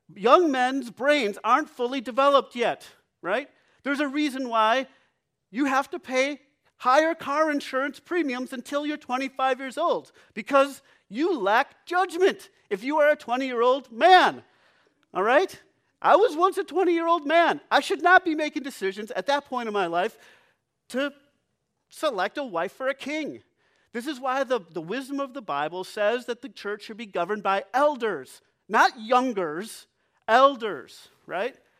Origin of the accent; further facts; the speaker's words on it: United States; we value beauty as American culture